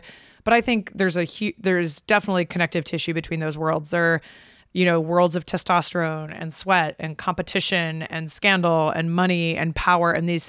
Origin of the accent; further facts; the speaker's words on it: Oregon, United States; I grew up playing Monopoly in Oregon, and it was cold and rainy